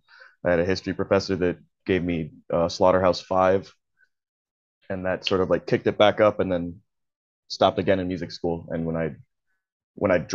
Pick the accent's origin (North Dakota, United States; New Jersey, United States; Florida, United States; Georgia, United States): Georgia, United States; also born or lived in Texas / California; did most of my like early childhood and early teens in Georgia.